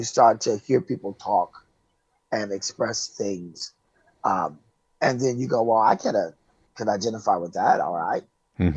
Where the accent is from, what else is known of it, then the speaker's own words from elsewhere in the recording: Oak Park, Illinois, United States; moved away as an adult; also born or lived in Chicago, Illinois; now in California, United States; I am from Chicago, born and raised Chicago, Illinois, west side of the city, but I kind of grew up in a suburb called Oak Park.